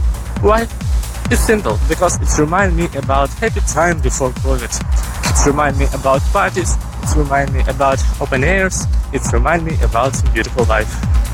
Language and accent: English; Ukraine; I am from Ukraine.